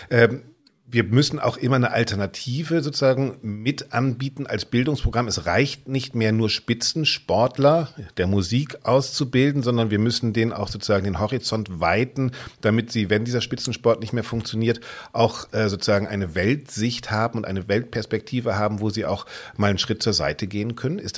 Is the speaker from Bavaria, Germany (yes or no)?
no; Bremen, Germany; Es geht um meine Heimatstadt Bremen.